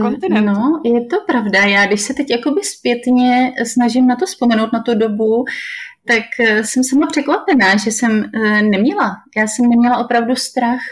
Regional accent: Czechia; moved away as an adult; now in Benin; tam jsem určitě jediná z České republiky

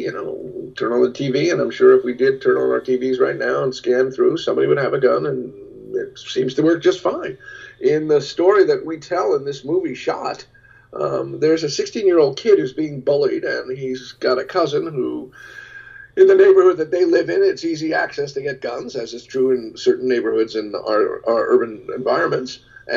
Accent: United States; I am every single day grateful that I am American living at this very moment.

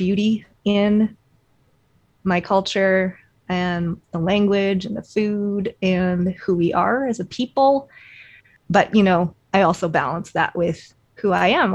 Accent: Canada; I am Chinese Canadian. I was born here.

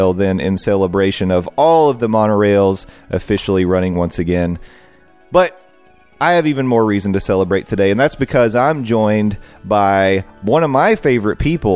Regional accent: East Tennessee, United States; born or raised there; now in Orlando, United States

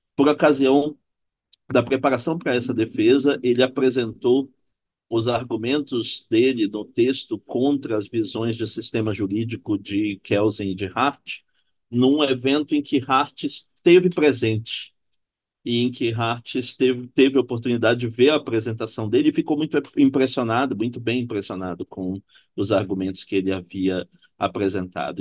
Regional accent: Belém, Pará, Brazil; moved away as an adult; also born or lived in Santa Catarina / Frankfurt; now in Rio de Janeiro, Brazil; sou originário de Belém do Pará, onde eu tive formação em Direito na Universidade Federal do Pará

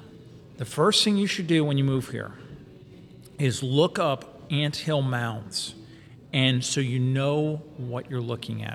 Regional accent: Michigan, United States; also born or lived in Los Angeles, California; now in Charlotte, United States; we moved here from Los Angeles in 2010 and grew up in Michigan

